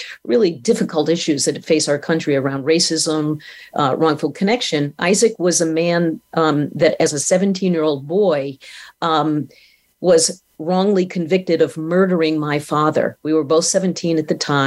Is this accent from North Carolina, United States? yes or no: no; Maine, United States; I was 17. Mm-hmm. You know, I was from Maine.